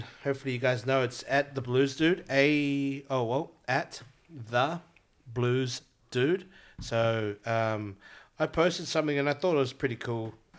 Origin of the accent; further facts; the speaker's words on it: New Zealand; moved away as an adult; also born or lived in Australia; now in Brisbane, Australia; I grew up in New Zealand for ages.